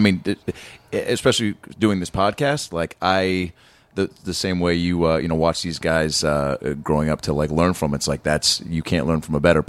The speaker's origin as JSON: {"language": "English", "town": "Seattle", "region": "Washington", "country": "United States", "tie": "born or raised there", "said": "My hometown."}